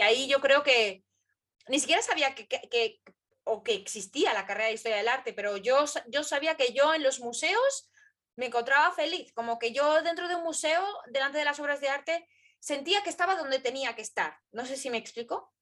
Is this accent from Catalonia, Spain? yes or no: no; Madrid, Community of Madrid, Spain; a los madrileños nos conocen como gatos